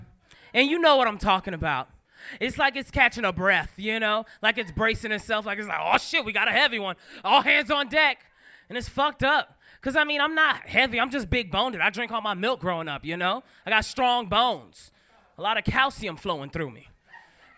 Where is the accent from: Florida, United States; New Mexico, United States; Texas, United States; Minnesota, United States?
Florida, United States; Miami; moved away as an adult; now in Los Angeles, United States; I'm from Miami.